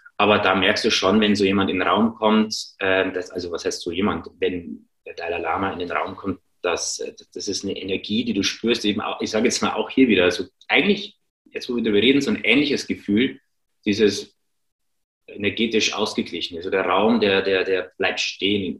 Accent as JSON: {"language": "German", "town": "Regensburg", "region": "Bavaria", "country": "Germany", "also_born_or_lived": "Ingolstadt", "moved": "yes", "said": "ich komme ursprünglich aus Regensburg"}